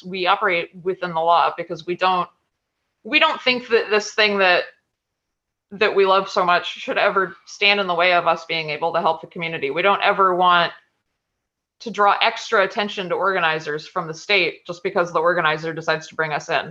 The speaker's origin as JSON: {"language": "English", "region": "Florida", "country": "United States", "said": "I'm from Florida"}